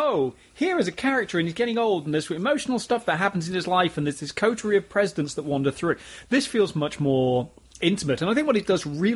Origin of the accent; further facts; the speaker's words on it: United Kingdom; I'm British